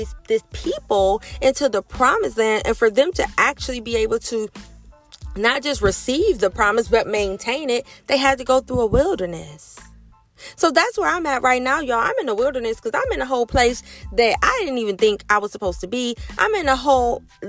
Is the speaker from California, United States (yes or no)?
no; Ohio, United States; moved away as an adult; That's where I've been living my entire life. That's where my family is